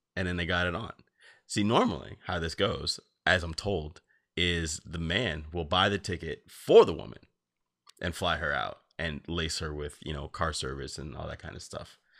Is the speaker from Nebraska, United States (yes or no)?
no; New Jersey, United States; I grew up in New Jersey